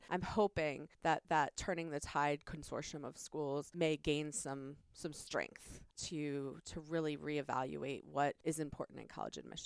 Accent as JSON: {"language": "English", "area": "Prince William County", "region": "Northern Virginia", "country": "United States", "tie": "born or raised there", "said": "I grew up in Northern Virginia. I grew up in Prince William County"}